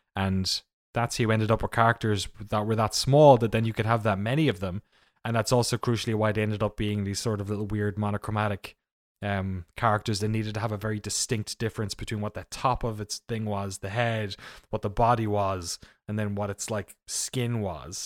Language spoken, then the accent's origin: English; Waterford, Munster, Ireland; moved away; I'm from a town called Waterford in the southeast of Ireland